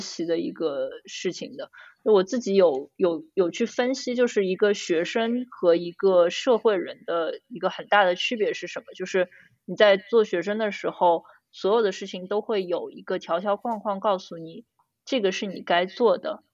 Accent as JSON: {"language": "Chinese", "country": "China", "said": "我们中国人家庭"}